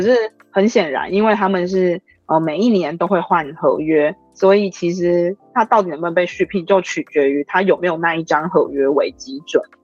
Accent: Taiwan; 我们台湾人

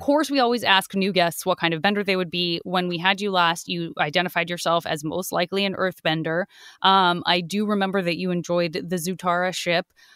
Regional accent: Arizona, United States; I'm from Arizona.

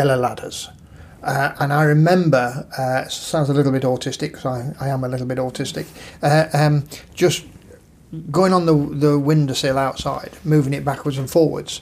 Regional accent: Nottingham, East Midlands, United Kingdom; moved away; also born or lived in Bilborough, Nottingham / Brighton; we were born in St Anne's, which is a slum district

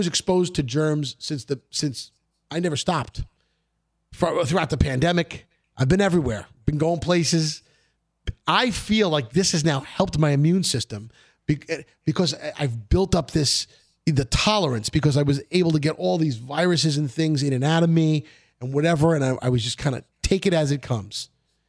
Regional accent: New York City, New York, United States; growing up in Brooklyn

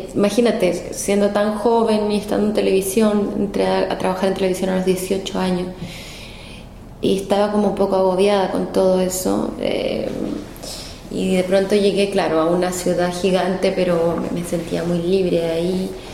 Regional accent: Viña del Mar, Valparaíso, Chile; accent: Chilean; moved away as an adult; now in Mexico; mi acento, aún mantengo eh, mi acento chileno eh, viví hasta los 23 años en Chile, entonces me siento muy, eh, muy de, más que nada de Viña del Mar, de Valparaíso, que es mi región, eh, que es donde crecí.

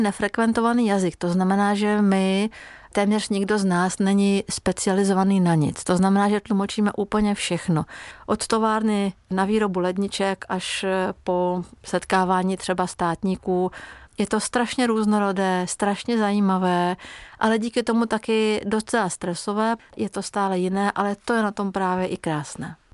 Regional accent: Hungary; first language Hungarian; Czech is a second language; moved away as an adult; also born or lived in Czech Republic; now in Prague, Czech Republic; Tu maďarštinu jsem začala opět obnovovat a opravdu to je práce, udržovat si maďarštinu, když žijete v cizině

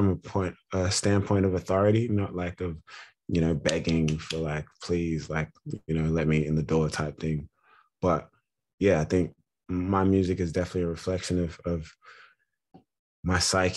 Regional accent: Australia; also born or lived in Ghana; I'm from Ghana, West Africa. My family moved to Australia when I was one or two. So I've grown up in Australia, different parts of Australia, Melbourne, Canberra, Sydney.

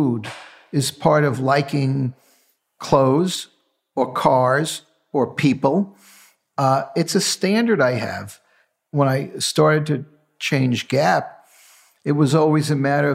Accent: New York City, New York, United States; with eight cousins growing up in the Bronx, I was the only one who went to college

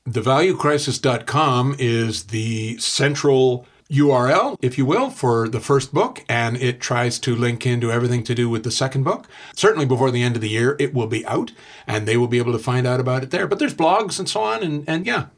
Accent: Canada

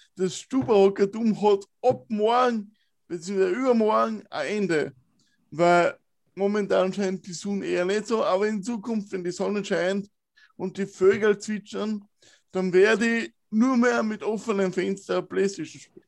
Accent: Wiener Neustadt, Lower Austria, Austria; Ich bin in der Waldschule in Wiener Neustadt aufgewachsen

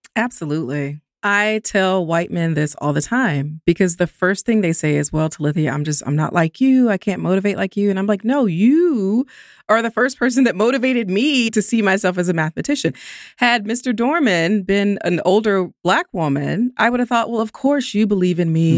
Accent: Columbus, Georgia, United States; I grew up in Columbus, Georgia

